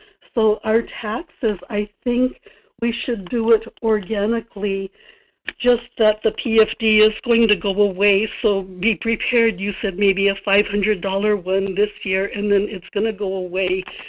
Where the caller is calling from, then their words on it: Kodiak, Alaska, United States; Good morning, Michael. This is in Kodiak.